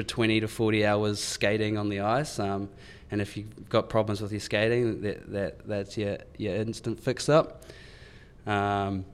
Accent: New Zealand; now in Melbourne, Australia; they just see me as the Kiwi boy in stripes

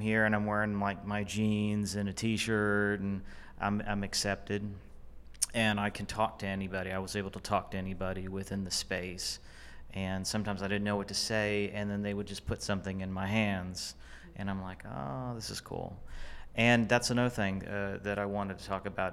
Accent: Fort Worth, Texas, United States; moved away as an adult; now in Dallas, United States; I, I'm from Fort Worth

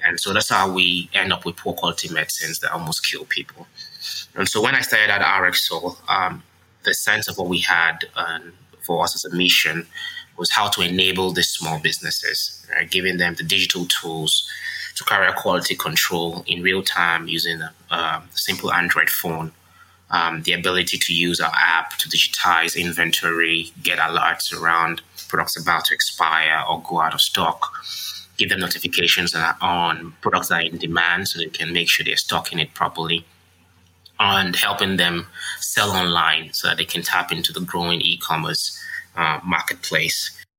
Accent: Nigeria; while I was growing up in Nigeria.

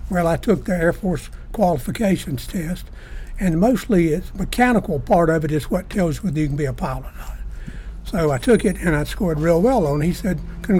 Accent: Greenville, South Carolina, United States; I grew up in Greenville.

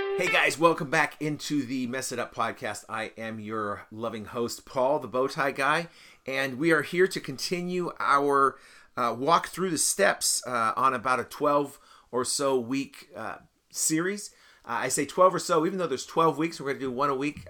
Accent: United States; I didn't decide to be an American. I was just an American. I was born here

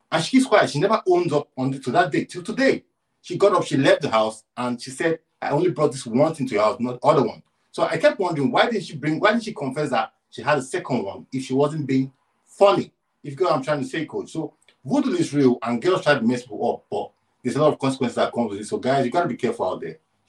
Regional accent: Nigeria; I'm from Nigeria, Coach.

